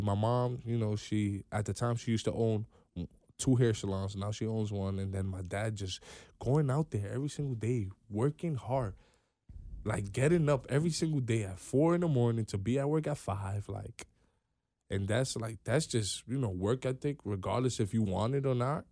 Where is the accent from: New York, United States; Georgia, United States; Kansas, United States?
New York, United States; New York City; I'm from New York, one hundred eighty-third Street. We're in the Bronx